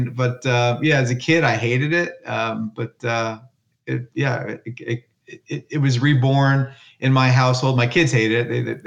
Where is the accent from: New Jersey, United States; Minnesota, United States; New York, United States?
New Jersey, United States; northern; also born or lived in London; I grew up in northern New Jersey, and it didn't, you know, I didn't really move too far off from there